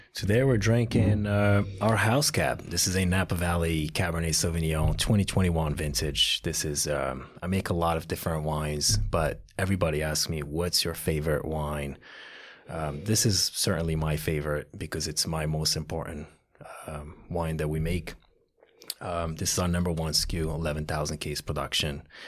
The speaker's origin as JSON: {"language": "English", "town": "Casablanca", "region": "Casablanca-Settat", "country": "Morocco", "tie": "born or raised there", "moved": "yes", "lives_now": "United States", "said": "Morocco, Casablanca, Morocco"}